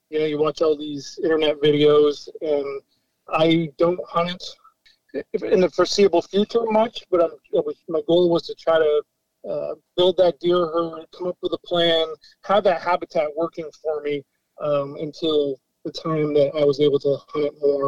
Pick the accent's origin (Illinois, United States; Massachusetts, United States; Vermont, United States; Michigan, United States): Vermont, United States; moved away as an adult; now in Connecticut, United States; Well, like I said, I'm from Vermont. I've been down here in Connecticut for about 8 years.